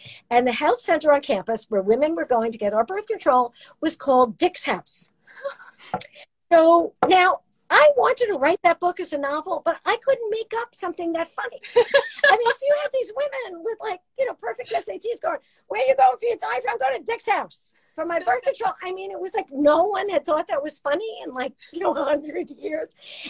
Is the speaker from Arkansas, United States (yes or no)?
no; Brooklyn, New York, United States; accent: Brooklyn; My voice was like traffic. I sounded like I was from Brooklyn.